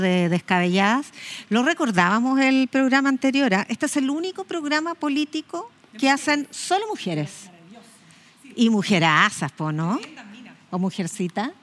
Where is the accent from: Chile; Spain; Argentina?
Chile; como chilenos y chilenas